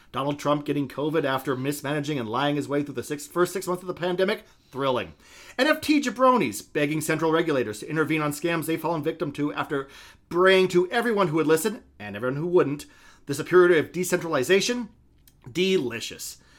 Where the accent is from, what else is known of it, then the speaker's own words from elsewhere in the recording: Idaho, United States; my home state